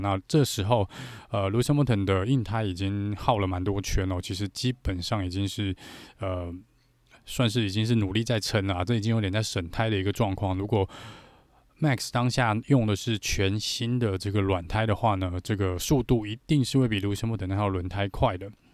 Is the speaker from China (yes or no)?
no; Taiwan; 我们台湾这边